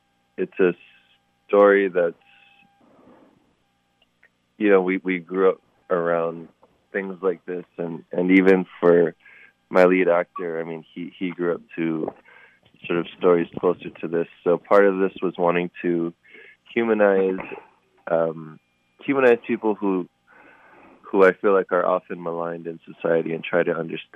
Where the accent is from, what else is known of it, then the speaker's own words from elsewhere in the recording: Hawaii, United States; growing up in Hawaii.